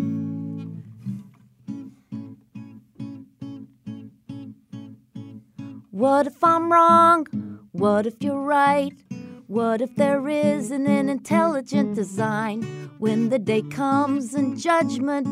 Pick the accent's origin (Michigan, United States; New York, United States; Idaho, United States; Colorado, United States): Colorado, United States; I'm from Colorado